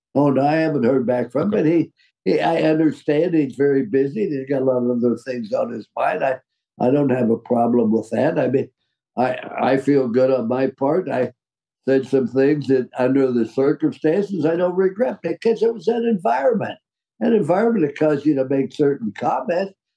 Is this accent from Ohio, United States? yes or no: yes; Ohio, United States; also born or lived in West Virginia; I was raised in Ohio